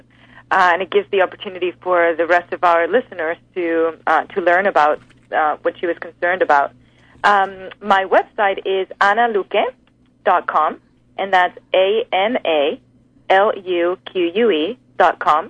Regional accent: Spain; now in United States; I'm from Spain

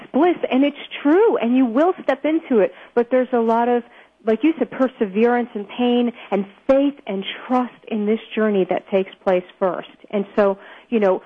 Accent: New York City, New York, United States; I grew up in Brooklyn, New York, to an Orthodox

